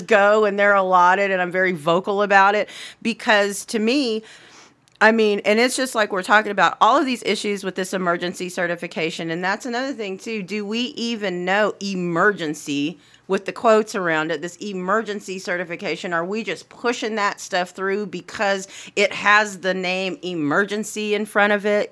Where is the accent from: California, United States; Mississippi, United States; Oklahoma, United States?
Oklahoma, United States; Anadarko; In my hometown of Anadarko